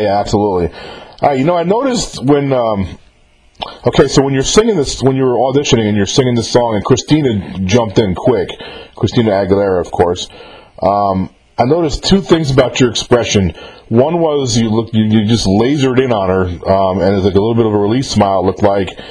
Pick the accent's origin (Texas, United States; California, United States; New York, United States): New York, United States; I'm from New York myself